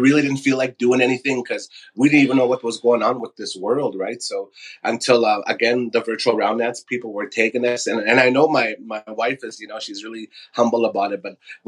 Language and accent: English; Frog Lake, Alberta, Canada; I come from the great lands of Kermit the Frog.